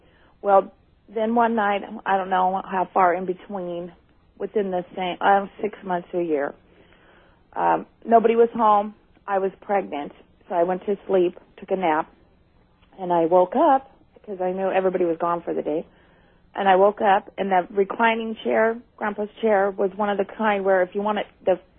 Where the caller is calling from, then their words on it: Redding, California, United States; from Redding, California.